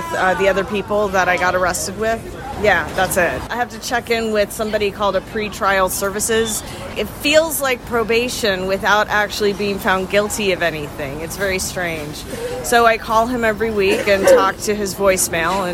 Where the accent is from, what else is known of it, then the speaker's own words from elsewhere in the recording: Atlanta, Georgia, United States; also born or lived in Nashville, Tennessee; I was born in Atlanta, Georgia. I grew up between Atlanta and Nashville, Tennessee